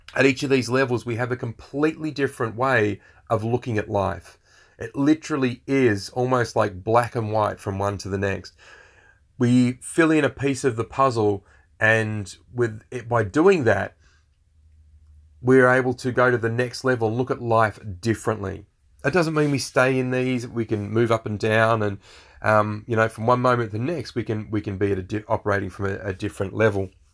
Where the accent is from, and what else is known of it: Australia